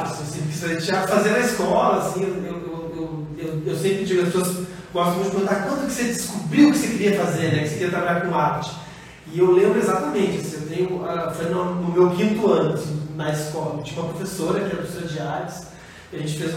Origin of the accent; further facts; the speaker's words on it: Porto Alegre, Rio Grande do Sul, Brazil; moved away as an adult; now in Sorocaba, Brazil; Sou do Sul, sou de Porto Alegre.